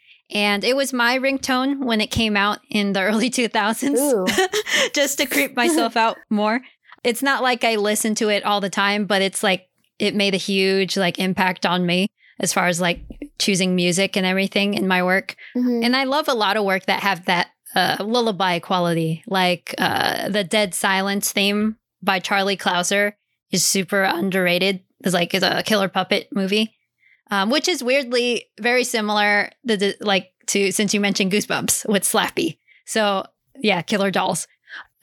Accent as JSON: {"language": "English", "town": "Hanau", "region": "Hesse", "country": "Germany", "tie": "born or raised there", "moved": "yes", "said": "Since I grew up in Hanau, Germany, where the Brothers Grimm are from"}